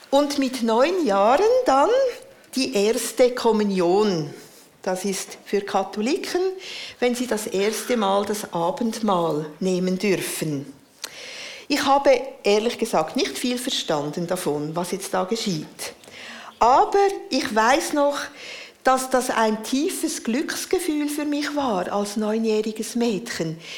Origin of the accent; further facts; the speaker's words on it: Central Switzerland, Switzerland; Ich bin in der Innerschweiz aufgewachsen.